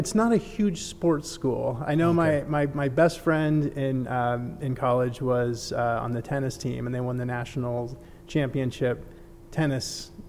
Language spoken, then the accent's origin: English; San Francisco Bay Area, California, United States; moved away; I'm a California boy. I grew up in the San Francisco Bay Area.